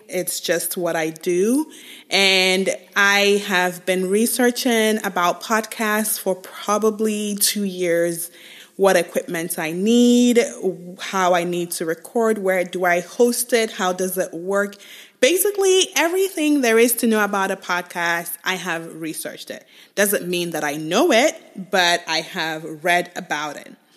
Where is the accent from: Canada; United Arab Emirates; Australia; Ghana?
Ghana; moved away as an adult; also born or lived in Nigeria / England; now in United States; I was born in Nigeria, grew up in Ghana, moved to the U S when I was twenty-one